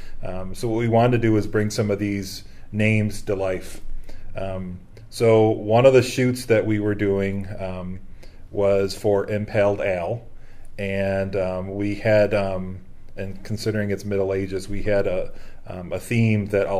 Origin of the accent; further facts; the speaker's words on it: outside of Buffalo, New York, United States; moved away as an adult; now in Rochester, United States; I grew up outside of Buffalo area and spent 20 years of my career actually in Buffalo